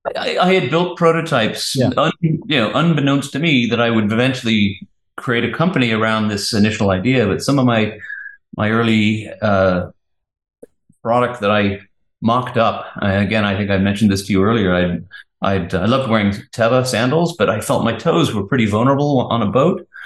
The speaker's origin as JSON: {"language": "English", "region": "England", "country": "United Kingdom", "moved": "yes", "said": "I'm English"}